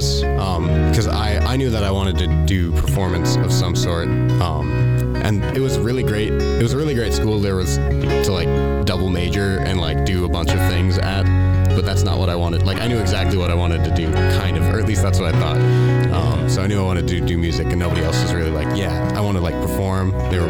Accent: St. Cloud, Minnesota, United States; also born or lived in Princeton; Yeah, so I'm from Minnesota, like right in the middle of the state. People probably know St. Cloud. That's where I came from. But before that, I was in a small town, Princeton, Minnesota.

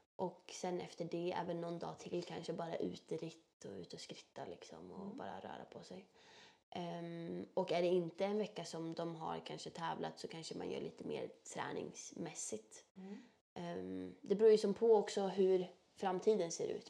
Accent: Bollnäs, Gävleborg County, Sweden; accent: Norrland dialect; moved away; Jag är ju född och uppvuxen i Bollnäs, mm. uppe i Norrland. Mm. Södra Norrland

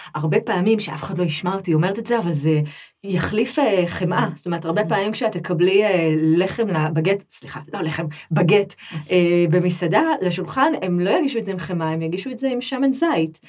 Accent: Israel; accent: Israeli; now in France; אני כזאת ישראלית באיך שאני

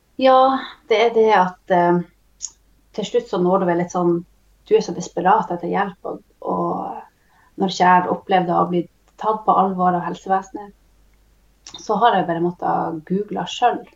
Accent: Tysfjord, Nordland, Norway; Kommer ifrån Tysfjord, norsk sida eh, av lulesamisk område. Och eh, här har jag vuxit upp

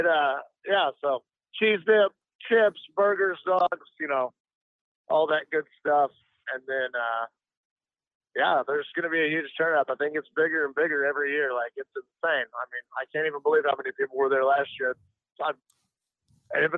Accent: Joplin, Missouri, United States; I grew up in Joplin, Missouri.

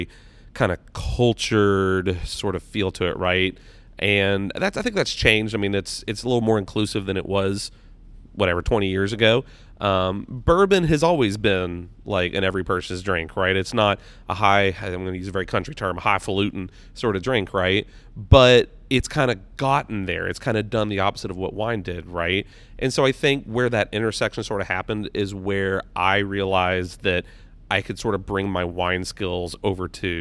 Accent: Louisville, Kentucky, United States; moved away as an adult; now in southern Indiana, United States; I am from Louisville.

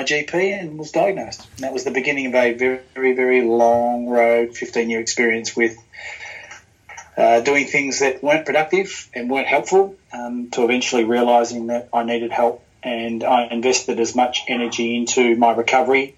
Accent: Australia; also born or lived in New Zealand; I was born in New Zealand with my sister. Mum's Australian. And we moved from New Zealand to Australia when I was three. So I've lived here all of my life

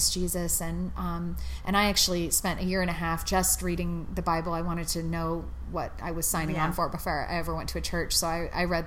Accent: San Francisco, California, United States; I grew up in California, in San Francisco, like the most secular community you could possibly imagine in Silicon Valley

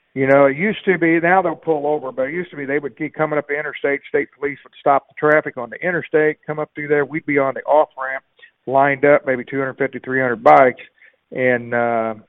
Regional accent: Pleasant Hill, Illinois, United States; my hometown of Pleasant Hill

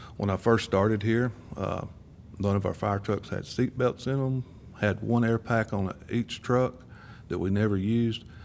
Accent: Murfreesboro, Tennessee, United States; I've lived here all my life

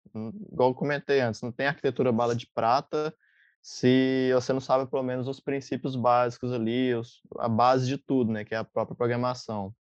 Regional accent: Minas Gerais, Brazil; now in Florianópolis, Brazil; sou de Minas, mas atualmente moro em Floripa, Santa Catarina

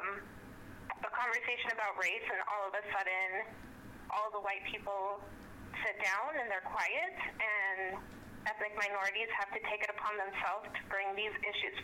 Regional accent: United States; I was born in the United States

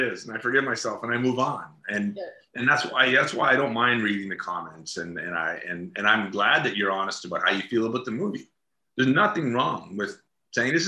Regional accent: Atlantic Canada, Canada; I come from Atlantic Canada

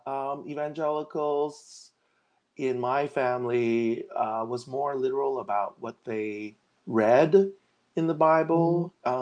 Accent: Los Angeles, California, United States; also born or lived in Hong Kong / Santa Barbara; I actually grew up here since I was like we came to America when I was four years old

